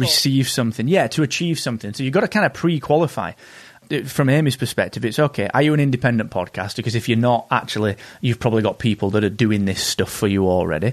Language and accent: English; England, United Kingdom; Being an English person in the U S at conferences